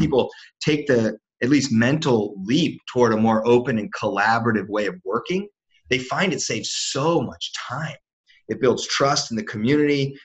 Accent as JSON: {"language": "English", "town": "Washington", "region": "District of Columbia", "country": "United States", "tie": "born or raised there", "said": "I grew up in Washington D.C."}